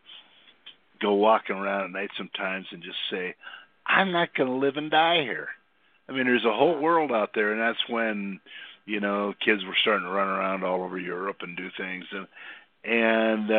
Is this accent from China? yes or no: no; Midwest, United States; moved away; also born or lived in Minnesota / South Dakota / California; I grew up in the Midwest in two places pretty much. One in a small town in Minnesota, and the other was with my grandparents on a small, pretty tough little farm in South Dakota